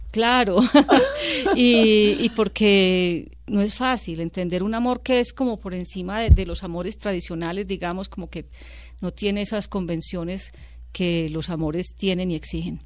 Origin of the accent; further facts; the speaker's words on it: Medellín, Antioquia, Colombia; also born or lived in Sonsón; yo nací en Medellín, pero tuve la influencia de mi abuela y de todo ese mundo sonsoneño